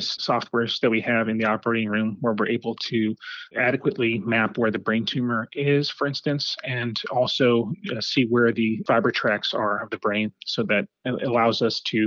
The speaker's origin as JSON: {"language": "English", "town": "Los Angeles", "region": "California", "country": "United States", "tie": "born or raised there", "also_born_or_lived": "New York City / Miami", "moved": "as an adult", "said": "I grew up in Los Angeles."}